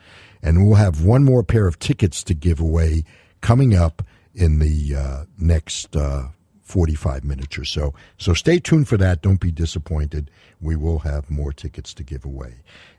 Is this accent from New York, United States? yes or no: yes; New York City, New York, United States; moved away; Me, I'm from the East Coast, from New York City. That's where I spent my youth.